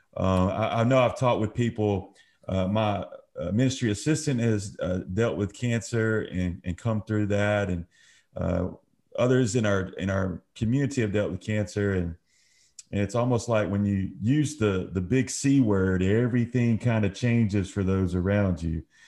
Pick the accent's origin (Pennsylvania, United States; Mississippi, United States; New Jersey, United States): Mississippi, United States; Brookhaven; where we grew up in the Brookhaven area